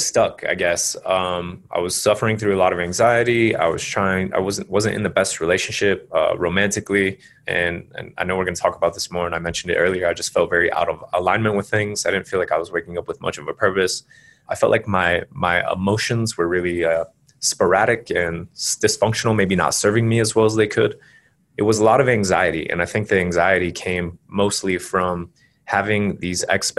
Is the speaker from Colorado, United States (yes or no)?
yes; Carbondale, Colorado, United States; moved away as an adult; also born or lived in Colombia / Panama / Costa Rica / Spain; I grew up in Colorado, as you said. I grew up in a little town called Carbondale near Aspen.